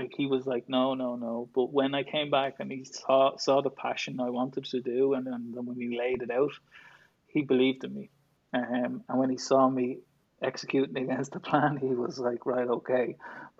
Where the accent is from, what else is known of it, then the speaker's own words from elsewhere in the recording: Dublin, Leinster, Ireland; I did, yeah, born and bred.